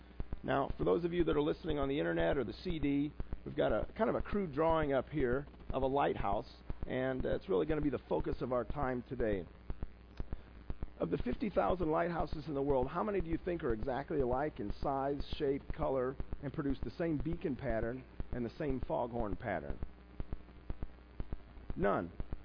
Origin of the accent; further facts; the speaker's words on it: South Bend, Indiana, United States; As a kid, I grew up in South Bend. Because my parents moved around so often, I went to 8 different schools before college.